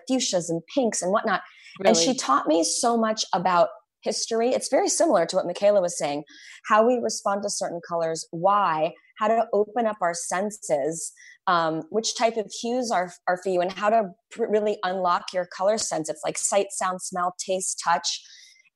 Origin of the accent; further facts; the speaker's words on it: Arizona, United States; I grew up in Arizona